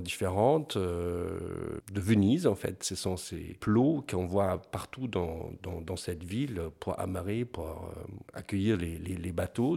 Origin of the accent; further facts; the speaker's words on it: Bavaria, Germany; moved away; Je viens du, sud de l'Allemagne, de la Bavière, ou dans les villages.